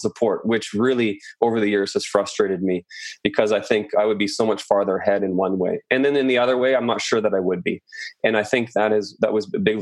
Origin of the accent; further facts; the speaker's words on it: Chilliwack, British Columbia, Canada; moved away as an adult; also born or lived in France / Tofino / Vancouver; I was raised in Chilliwack, British Columbia